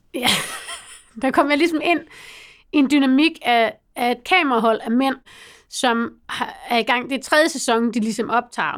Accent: North Jutland, North Denmark Region, Denmark; Jeg kommer fra Nordjylland

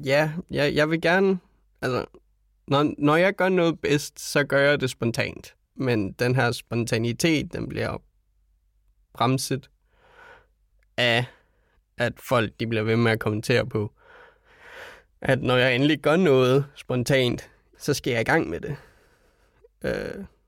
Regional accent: Denmark; vi som danskere

